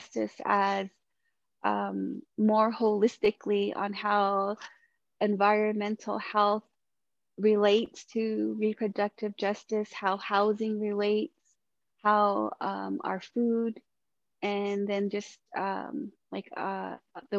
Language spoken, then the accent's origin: English; Shiprock, New Mexico, United States; moved away; I moved back to my hometown of Shiprock